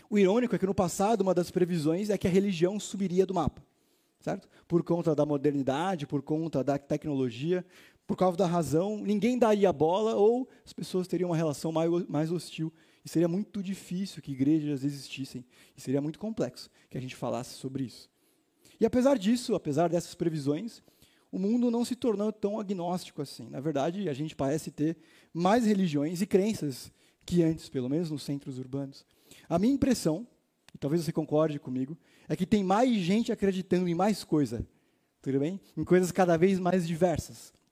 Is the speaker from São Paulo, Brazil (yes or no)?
yes; Itaim, São Paulo, Brazil; eu sou aqui do Itaim.